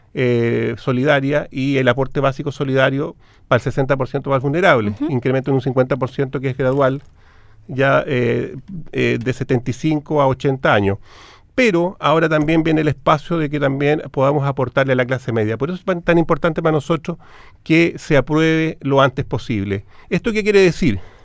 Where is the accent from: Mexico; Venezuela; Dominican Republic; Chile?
Chile; como chilenos